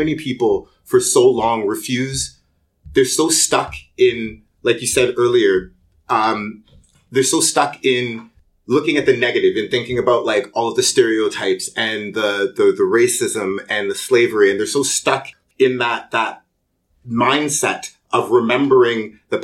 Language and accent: English; Toronto, Ontario, Canada; first language English; I grew up in a pretty poor area of Toronto. I grew up in Rexdale